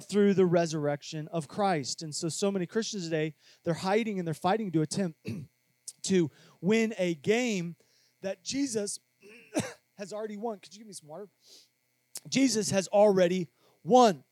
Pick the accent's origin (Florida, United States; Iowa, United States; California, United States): Iowa, United States; Cedar Rapids; When I was growing up in Cedar Rapids, Iowa, there wasn't a whole lot